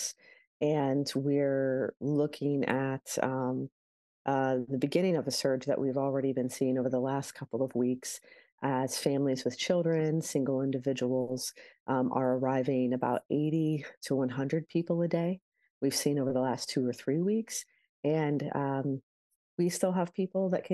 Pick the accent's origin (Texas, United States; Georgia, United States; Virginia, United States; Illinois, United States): Illinois, United States; Chicago; as a Chicagoan or as an Illinoisan